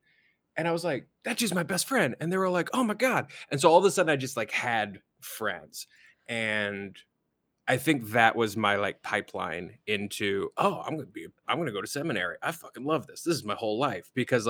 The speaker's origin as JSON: {"language": "English", "town": "Louisville", "region": "Kentucky", "country": "United States", "tie": "born or raised there", "said": "No, I was raised in Louisville, Kentucky."}